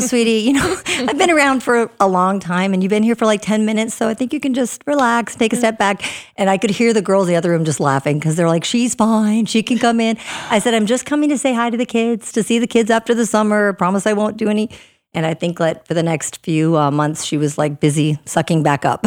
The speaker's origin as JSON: {"language": "English", "region": "Minnesota", "country": "United States", "tie": "born or raised there", "also_born_or_lived": "Northern Virginia / North Dakota", "moved": "yes", "said": "I'm originally from Minnesota, so I grew up in the snow and the cold"}